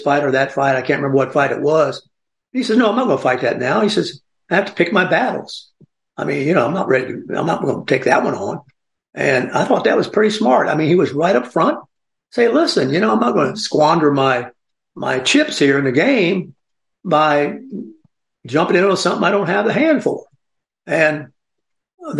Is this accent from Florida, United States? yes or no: no; Columbia, South Carolina, United States; I was born in Columbia, South Carolina